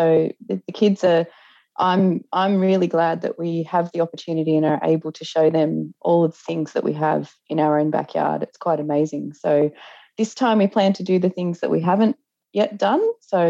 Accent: Sydney, New South Wales, Australia; also born or lived in Western Australia; now in New South Wales, Australia; in New South Wales in Australia on a cattle property. I've been here for the last 4 years. I'm originally from Sydney.

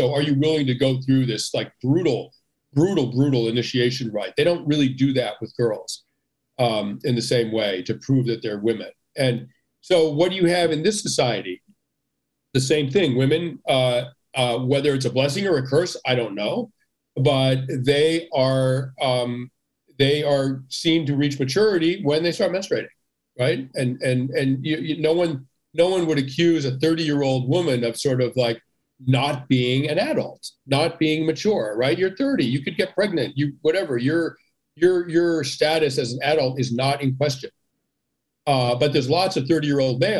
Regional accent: United States; I'm an American. I live in America

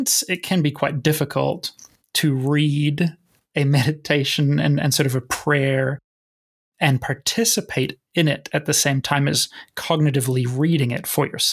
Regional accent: New Zealand; the culture I grew up in New Zealand

